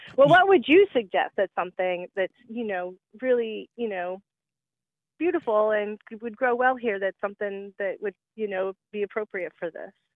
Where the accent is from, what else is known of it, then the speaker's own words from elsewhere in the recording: Warner Robins, Georgia, United States; now in Indiana, United States; I'm originally from Georgia. I was born in Warner Robins